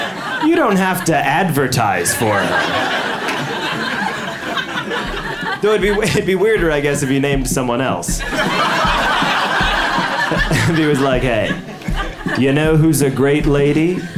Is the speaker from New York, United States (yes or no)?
no; Chicago, Illinois, United States; moved away; I grew up in Chicago, Illinois. My parents still live there.